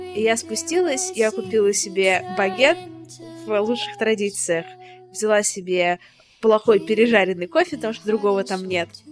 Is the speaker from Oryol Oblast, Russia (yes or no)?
no; Saint Petersburg, Russia; moved away as an adult; also born or lived in Paris / Moscow; now in London, United Kingdom; я из Питера